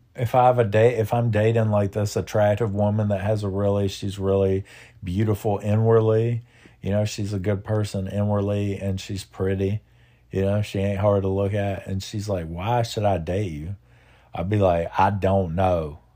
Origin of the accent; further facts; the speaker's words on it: United States; as an American